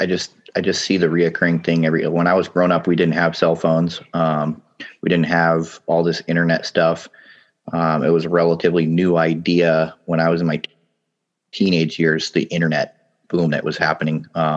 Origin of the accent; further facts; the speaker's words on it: Papua New Guinea; now in United States; I mean, yeah, I grew up in Papua New Guinea. A lot of people came back to the U.S. and I was forced to come out of my little wonderland there, living in the tropics.